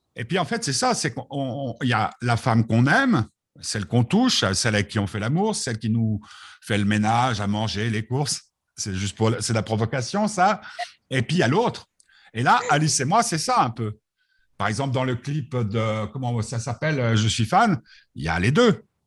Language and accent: French; Switzerland; je suis suisse jusqu'au bout des doigts